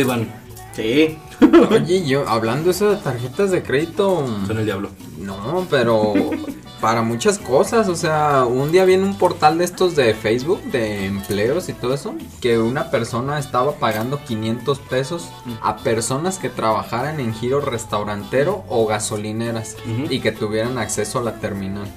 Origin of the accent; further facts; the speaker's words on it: Guadalajara, Jalisco, Mexico; como buenos tapatíos